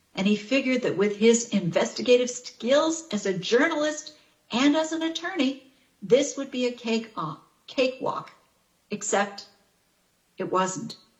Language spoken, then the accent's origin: English; Chicago, Illinois, United States; moved away; my hometown of Chicago